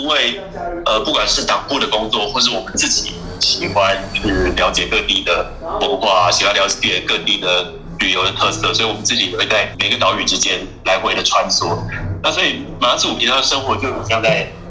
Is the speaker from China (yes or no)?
no; Hsinchu, Taiwan; moved away as an adult; now in Matsu, Taiwan; 我是新竹人，我从小都在新竹。